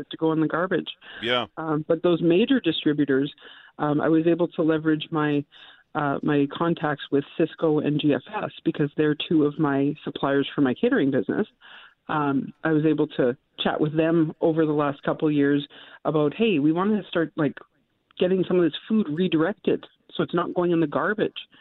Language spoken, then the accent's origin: English; Winnipeg, Manitoba, Canada; I grew up in the North End, went to St. John's High School